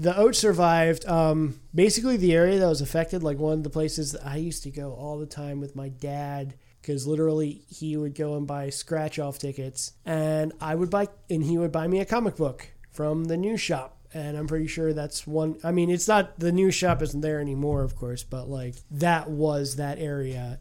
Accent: Oxford, Pennsylvania, United States; moved away; my hometown, Oxford, Pennsylvania

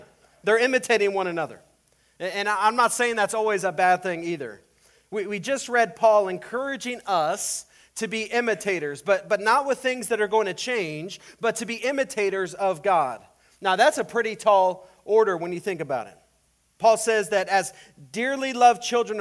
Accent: El Paso, Texas, United States; now in Iowa, United States; when I was growing up in El Paso

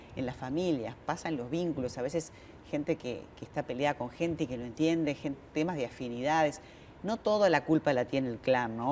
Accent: Argentina; en un país como el nuestro, como la Argentina

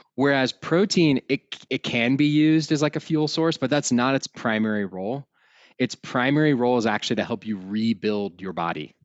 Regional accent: outside of Austin, Texas, United States; now in Colorado, United States; I was raised outside of Austin, Texas

